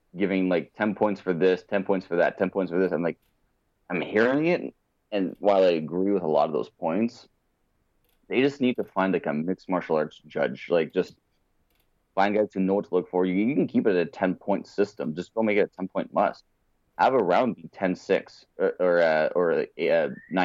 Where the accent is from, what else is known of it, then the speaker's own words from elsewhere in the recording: Montreal, Quebec, Canada; my hometown